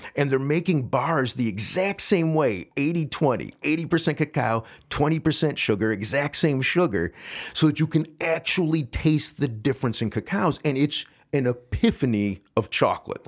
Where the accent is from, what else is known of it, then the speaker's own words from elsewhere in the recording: St. Charles, Illinois, United States; I grew up, as I said, in Saint Charles